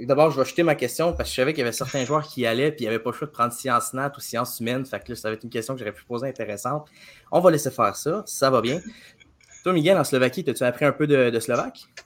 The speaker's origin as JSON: {"language": "French", "town": "Trois-Rivières", "region": "Quebec", "country": "Canada", "said": "je suis quelqu'un de Trois-Rivières"}